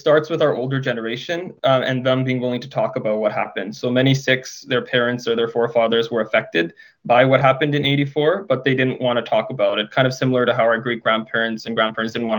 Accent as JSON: {"language": "English", "town": "Surrey", "region": "British Columbia", "country": "Canada", "tie": "born or raised there", "said": "I grew up in Surrey as well"}